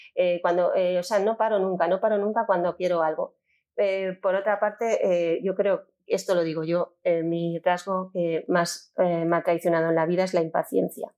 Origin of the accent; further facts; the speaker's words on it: Valencian Community, Spain; yo soy valenciana